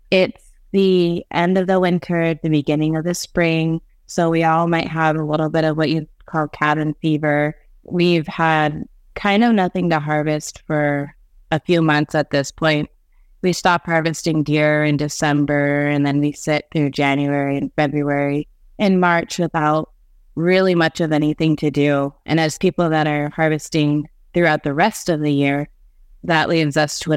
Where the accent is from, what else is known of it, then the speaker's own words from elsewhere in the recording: Alaska, United States; I'm a Haida and Tlingit woman born and raised on Prince of Wales Island, doing a lot of traditional harvesting with my family